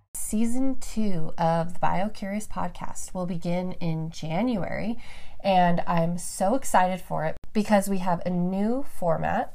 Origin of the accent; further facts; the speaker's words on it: Reno, Nevada, United States; moved away; also born or lived in Roseville, California; I was actually born in Roseville, California, and then my family is all from the Bay Area. And we moved up to Reno, which is in the high desert, the Sierra Nevada mountains.